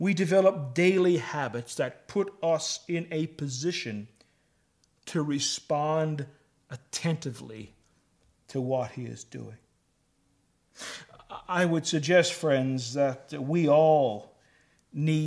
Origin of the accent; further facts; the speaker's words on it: Newfoundland and Labrador, Canada; moved away; I come from the East Coast and come from Newfoundland